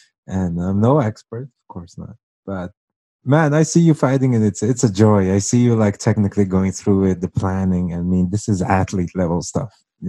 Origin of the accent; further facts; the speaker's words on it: Brazil; moved away; I am from Brazil. I'm technically half blooded, so I spent most of my life there